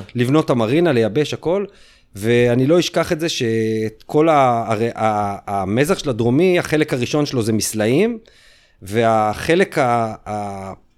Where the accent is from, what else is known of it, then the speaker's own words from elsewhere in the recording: Ramat HaSharon, Tel Aviv District, Israel; אנחנו בתור הילדים מרמת השרון, היינו מבית ספר, בחטיבה